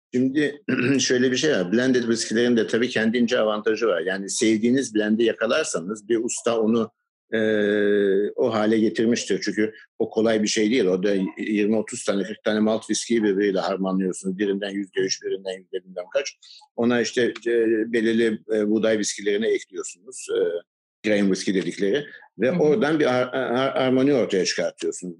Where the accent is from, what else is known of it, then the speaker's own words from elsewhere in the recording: Istanbul, Turkey; also born or lived in United Kingdom / Baltimore, Maryland, United States / Virginia, United States; Her ne kadar Maçka'da doğdum büyüdüm